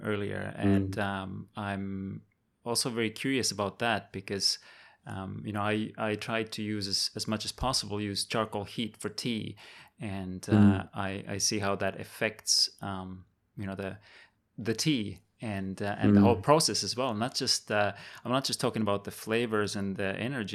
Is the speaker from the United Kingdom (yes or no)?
no; Estonia; now in Taiwan; I grew up in Estonia